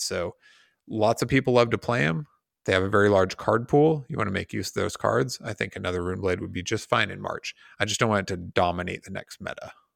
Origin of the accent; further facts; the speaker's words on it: United States; as an American